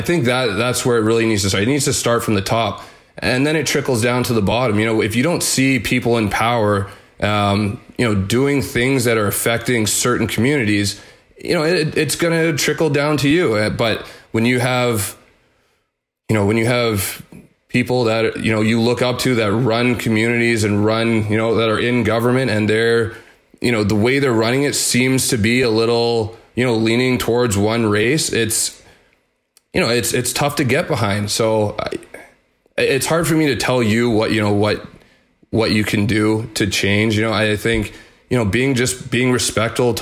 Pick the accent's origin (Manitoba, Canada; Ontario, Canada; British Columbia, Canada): Manitoba, Canada; Winnipeg; growing up in Winnipeg